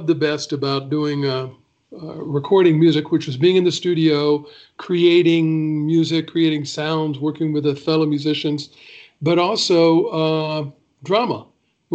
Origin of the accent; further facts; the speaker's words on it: Chattanooga, Tennessee, United States; moved away as an adult; also born or lived in Nashville, Tennessee; now in Los Angeles, United States; I'm from Chattanooga, Tennessee. I was born and raised there.